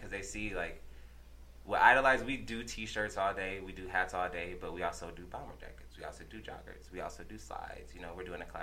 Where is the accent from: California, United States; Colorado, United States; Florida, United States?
Colorado, United States; Denver; I grew up in Montbello. Shout out to Montbello. Shout out everybody out there. Grew up in Montbello.